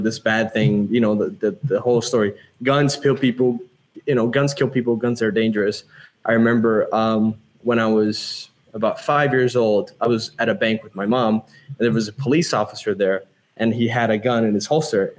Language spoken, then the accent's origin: English; Brazil; now in United States; I was born and raised in Brazil